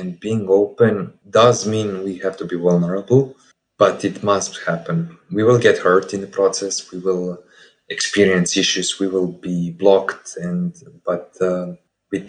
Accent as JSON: {"language": "English", "country": "Serbia", "second_language": "English", "said": "I'm from Serbia"}